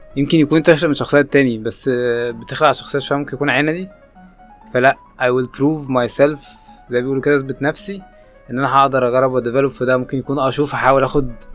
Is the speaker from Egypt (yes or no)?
yes; Egypt; مش حابب اقول كمصريين